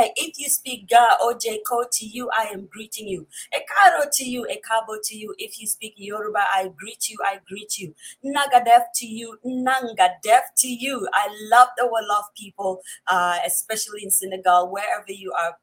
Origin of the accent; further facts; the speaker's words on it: Upper East, Ghana; first language Kusaal; English is a second language; my mother tongue, which is the Kusal from the upper east of Ghana